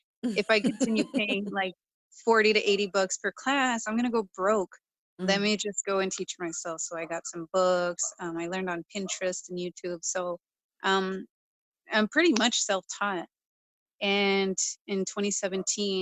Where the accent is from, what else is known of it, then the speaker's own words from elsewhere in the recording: Southern California, United States; now in Bay Area, United States; I'm from Southern California. When I moved up here, it was such a culture shock